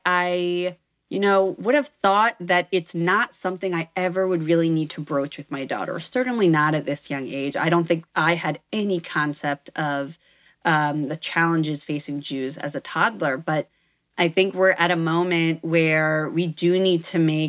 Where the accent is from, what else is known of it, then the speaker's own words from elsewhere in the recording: Northeast, United States; moved away; I grew up in a very Jewish town in the Northeast